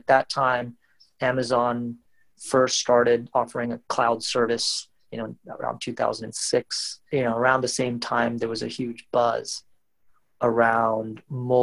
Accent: West Virginia, United States; moved away as an adult; also born or lived in Baltimore, Maryland / Washington, D.C. / California / Midwest; now in Bangalore, India; I grew up in a small college town in West Virginia, where my dad was a professor at the local university

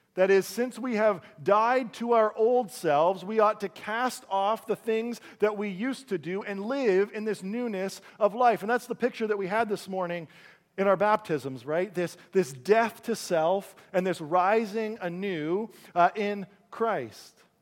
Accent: Caledonia, Ontario, Canada; I grew up in a town called, uh, Caledonia, Ontario.

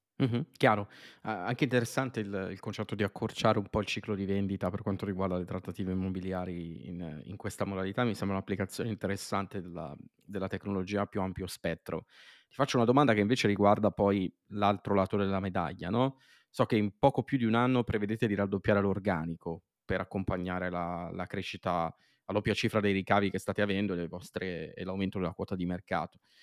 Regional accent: near Milan, Lombardy, Italy; sono nato e cresciuto vicino a Milano

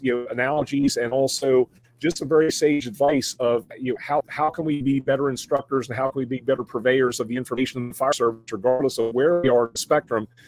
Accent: Mid-Atlantic, United States; moved away; I come from the Mid-Atlantic region

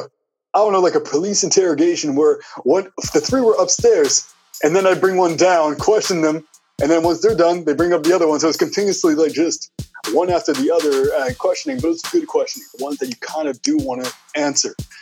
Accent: Ottawa, Ontario, Canada; I'm from Ottawa, Ontario, Canada

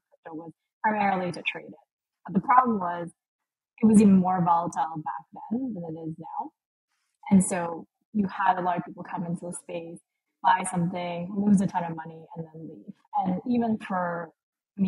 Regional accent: Vancouver, British Columbia, Canada; moved away as an adult; now in Lisbon, Portugal; I grew up in Vancouver. I live in Lisbon now

